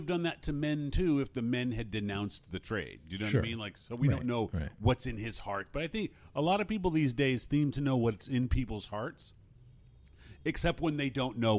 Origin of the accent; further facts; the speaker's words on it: Los Angeles, California, United States; I remember I grew up in the Fairfax district of L.A. I was 3 years there